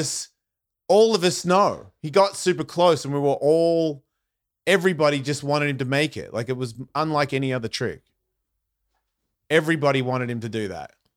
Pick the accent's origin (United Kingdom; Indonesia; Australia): Australia; moved away; I'm from Australia